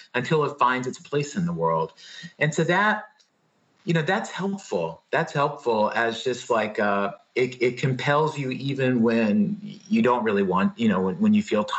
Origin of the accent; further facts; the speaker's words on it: Blacksburg, Virginia, United States; moved away as an adult; also born or lived in New York; I grew up in Southwest Virginia, outside of Blacksburg, Virginia